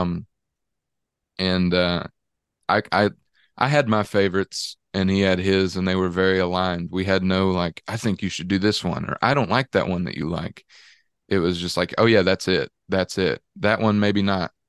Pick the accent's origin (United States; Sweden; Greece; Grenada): United States; Dallas, Georgia; being from Dallas, Georgia, I've gotten kind of this fake Texan look my whole life